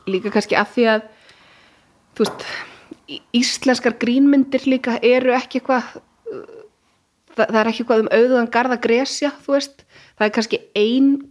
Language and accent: Icelandic; Kazakhstan; now in Iceland; og nú þú segir ég er frá Kazakstan þá byrjar bara allir